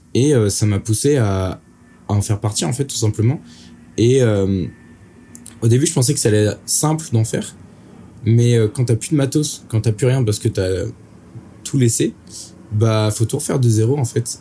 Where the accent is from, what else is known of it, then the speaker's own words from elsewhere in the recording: Brittany, France; je viens de Bretagne